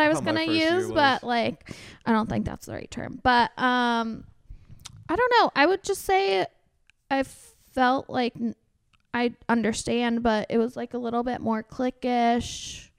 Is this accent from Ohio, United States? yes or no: no; Orange County, California, United States; moved away as an adult; now in Austin, United States; No, I'm from Orange County, California, but I've been here for 8 years.